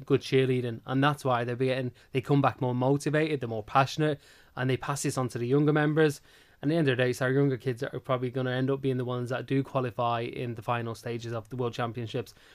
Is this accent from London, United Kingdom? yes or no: no; Manchester, North West England, United Kingdom; moved away as an adult; also born or lived in Ireland / Dublin; So originally I'm from Manchester